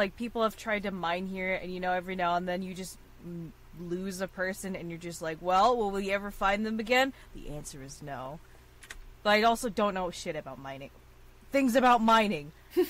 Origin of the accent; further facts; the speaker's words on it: East Coast, United States; We're from the East Coast, so we don't really know anything about Midwest or farther west